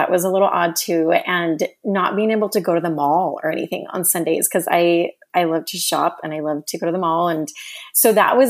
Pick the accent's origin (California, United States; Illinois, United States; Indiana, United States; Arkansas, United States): California, United States; San Bernardino County, Southern; moved away as an adult; also born or lived in Arizona / New York / Russia; now in Texas, United States; Born and raised in Southern California. Basically spent my whole life there until we moved to Arizona last year